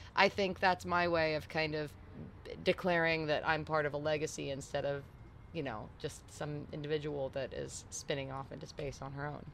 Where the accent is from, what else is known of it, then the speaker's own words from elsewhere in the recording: New York City, New York, United States; moved away as an adult; also born or lived in England; now in Nashville, United States; I grew up in in New York City